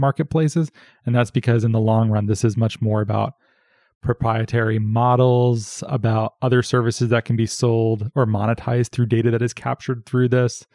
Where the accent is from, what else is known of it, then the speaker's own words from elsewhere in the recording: Arizona, United States; I'm from Arizona